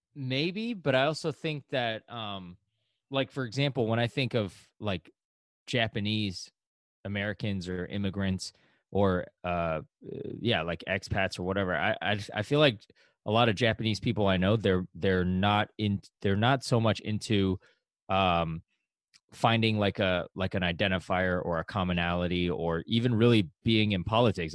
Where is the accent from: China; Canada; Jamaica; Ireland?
China; now in New York, United States; I was born in China. That's my ethnicity.